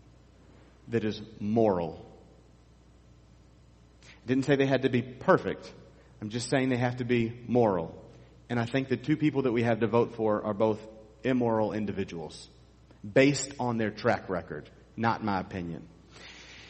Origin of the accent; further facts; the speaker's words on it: United States; we, as American conservative Christians